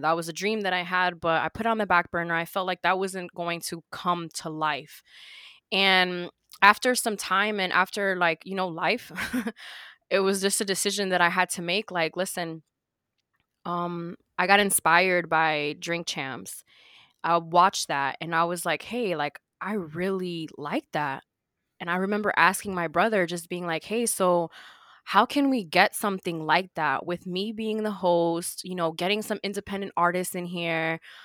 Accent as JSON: {"language": "English", "town": "Miami", "region": "Florida", "country": "United States", "said": "I'm from Miami"}